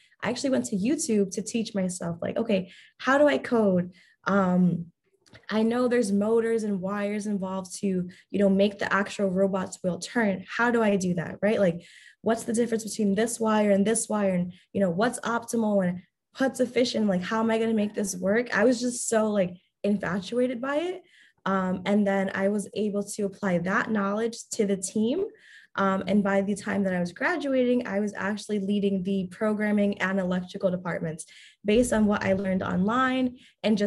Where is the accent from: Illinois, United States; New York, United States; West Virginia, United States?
New York, United States; I'm from New York.